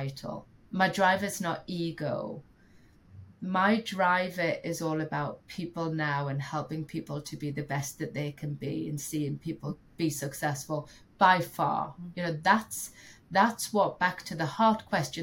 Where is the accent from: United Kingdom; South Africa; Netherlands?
United Kingdom; as a Brit